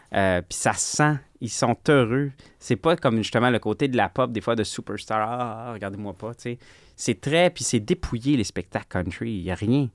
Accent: Quebec, Canada; Je viens du Québec

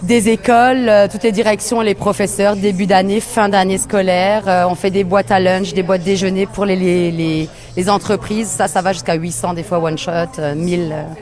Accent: Colmar, Grand Est, France; moved away as an adult; now in Quebec, Canada; Moi, je suis alsacienne. Euh, je viens de Colmar

